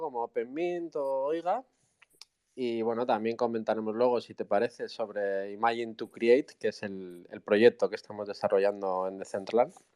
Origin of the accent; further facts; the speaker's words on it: Basque Country, Spain; soy del País Vasco